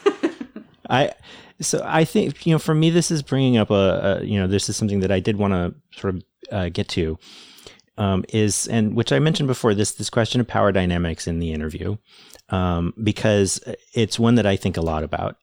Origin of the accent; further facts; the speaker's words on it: United States; I'm American